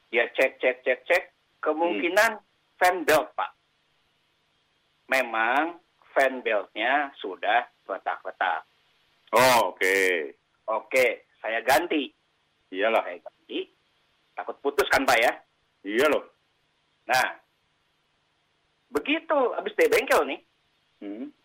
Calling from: Kelapa Gading, Jakarta, Indonesia; dari Kelapa Gading.

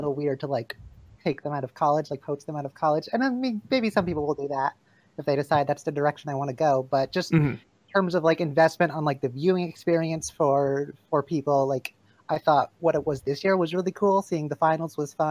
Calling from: Vermont, United States; I am calling from Vermont

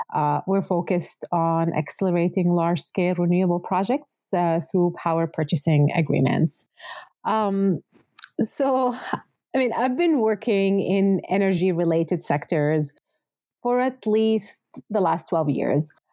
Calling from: Calgary, Alberta, Canada; I'm calling today from Treaty 7 here in Calgary

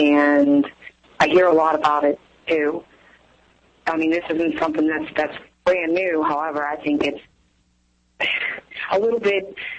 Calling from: Pittsburgh, Pennsylvania, United States; I'm calling from Pittsburgh.

